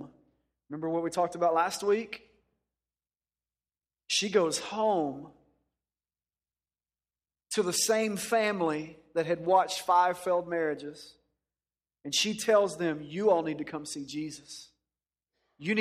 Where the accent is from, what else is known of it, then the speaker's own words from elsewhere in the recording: Dallas-Fort Worth area, Texas, United States; I grew up in the Dallas-Fort Worth area